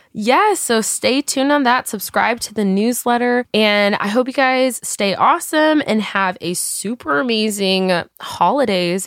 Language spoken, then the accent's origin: English; Texas, United States; now in Los Angeles, United States; growing up in Texas